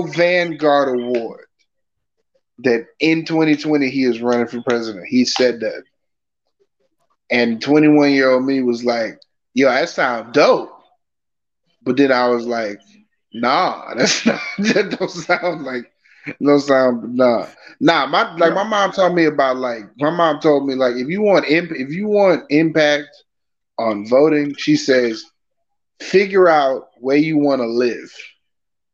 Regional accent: Texas, United States; I'm from Texas

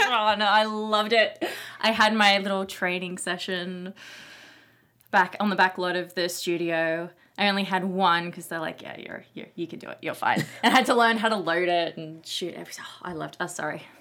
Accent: Australia; moved away; I'm from Australia

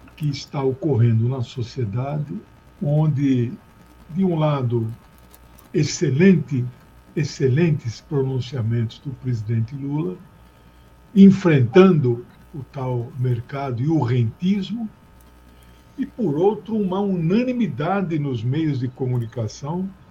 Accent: Mato Grosso do Sul, Brazil; moved away; na capital do meu estado natal, que é Mato Grosso do Sul.

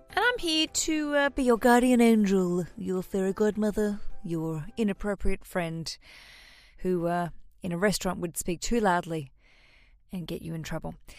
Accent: Hobart, Tasmania, Australia; I'm a comedian from Hobart, Tasmania, Australia

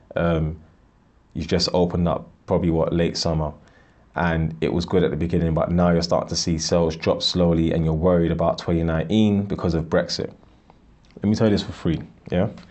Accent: Ghana; I'm from Ghana

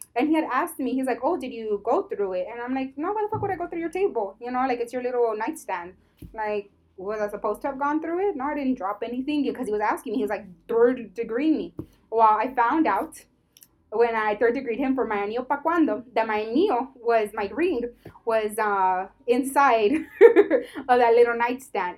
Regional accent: United States; I'm an American

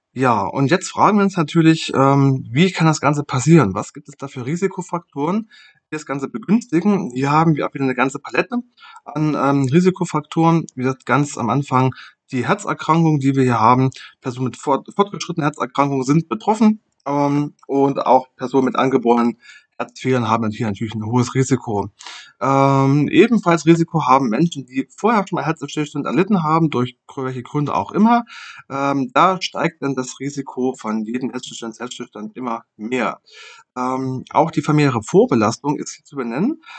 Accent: Germany; bei uns in Deutschland

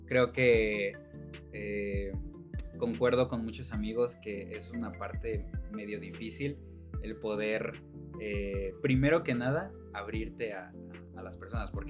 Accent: Mexico; justamente mi proyecto que se trate de retomar algo tan mexicano, este, o algo que, me, identifica mucho con, con mi tierra.

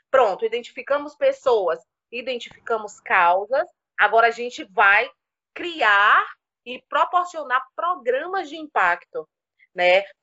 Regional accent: Cachoeira, Bahia, Brazil; moved away as an adult; now in Campinas, Brazil; Então, eu sou baiana, assim, do recôncavo da Bahia, da cidade de Cachoeira, pertinho de Salvador. Vivi a vida inteira lá, me formei, né, ganhei experiência profissional, andei bastante, né, por aquela região da Bahia, do Nordeste. E vim para cá porque casei.

